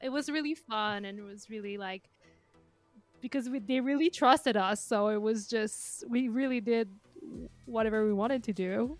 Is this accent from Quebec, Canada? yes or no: yes; Montreal, Quebec, Canada; English is a second language; moved away as an adult; now in London, United Kingdom; I'm now based in London. I come from Montreal, Canada, so the French part of Canada, if someone is wondering what my accent is.